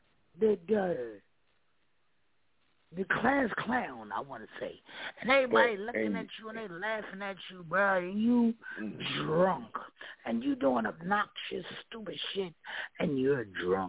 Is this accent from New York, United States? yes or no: yes; New York City, New York, United States; Brooklyn made me the man that I am today